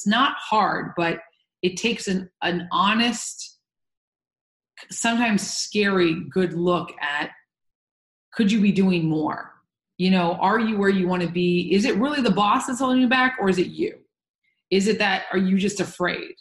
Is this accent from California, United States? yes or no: yes; Santa Barbara, California, United States; moved away; also born or lived in New York; I was raised in Santa Barbara, but also New York.